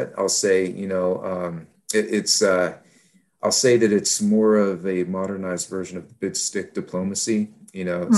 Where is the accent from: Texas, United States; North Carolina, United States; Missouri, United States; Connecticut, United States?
Texas, United States; Houston; I was growing up in Houston, Texas